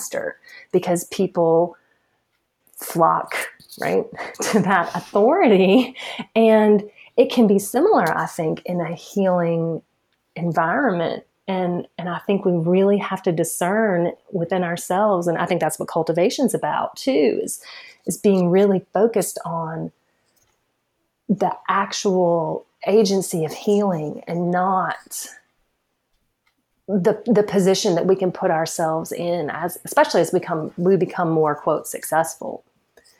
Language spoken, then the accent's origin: English; the Bible Belt, United States; I'm from the Bible Belt